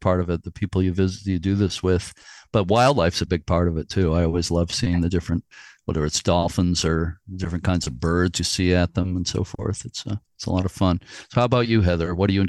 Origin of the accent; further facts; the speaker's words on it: New England, United States; also born or lived in Fort Knox, Kentucky / Virginia; my heart is in New England. I've been here pretty much all my life, except I was born in Kentucky, which might surprise people. But where you live is my state of my birth. But I don't remember anything because we left there when I was 3 years old.